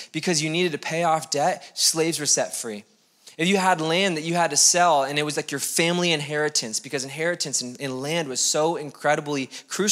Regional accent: United States; we're American

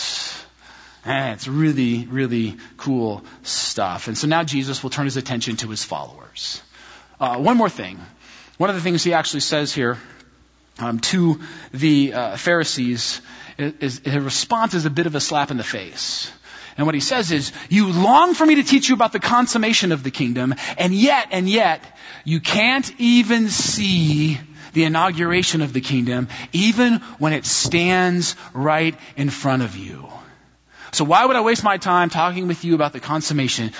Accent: United States; American Christians

